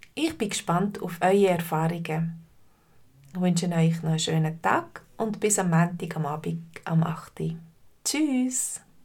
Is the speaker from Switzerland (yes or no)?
yes; Switzerland; bei uns in der Schweiz